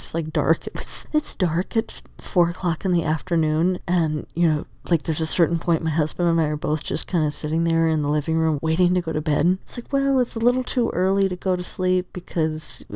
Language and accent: English; Southern Arizona, United States; now in Oregon, United States; I grew up in Southern Arizona